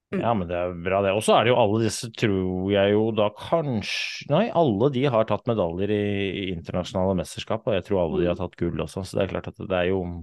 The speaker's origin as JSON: {"language": "Norwegian", "region": "Oslo", "country": "Norway", "tie": "born or raised there", "said": "jeg kommer fra Oslo, kom fra Groruddalen. Vokste opp en liten sånn blokkverden i, i Oslo"}